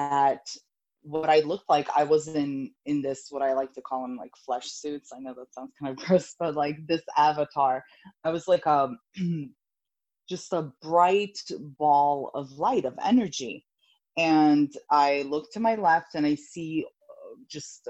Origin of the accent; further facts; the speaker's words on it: Serbia; moved away; I was 7 years old, and I grew up in Europe. My mother's Italian, my father's Serbian. And at this time, we were living in Serbia